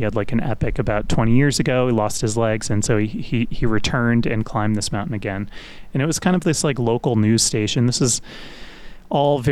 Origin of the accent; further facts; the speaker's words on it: Westchester County, New York, United States; also born or lived in Brooklyn, New York; I was born in Brooklyn and lived in a couple different towns in Westchester County, kind of in grade school.